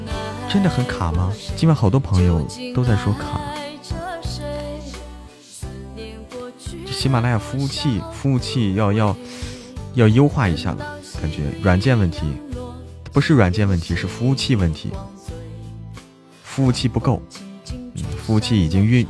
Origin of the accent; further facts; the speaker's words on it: Hebei, China; now in Chengdu, China; 对，河北，河北人。